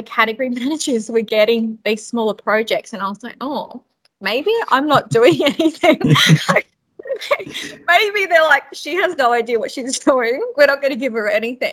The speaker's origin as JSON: {"language": "English", "town": "Darwin", "region": "Northern Territory", "country": "Australia", "tie": "born or raised there", "also_born_or_lived": "Brisbane", "moved": "yes", "said": "I grew up basically in Darwin for 16 plus years"}